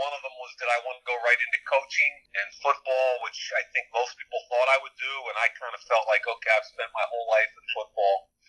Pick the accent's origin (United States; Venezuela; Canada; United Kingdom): United States; Philadelphia, Pennsylvania; we grew up in West Philadelphia, and in that area of the Overbrook, everybody had a ton of kids.